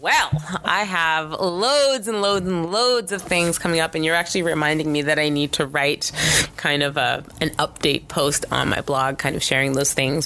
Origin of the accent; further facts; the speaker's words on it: Canada; I am Canadian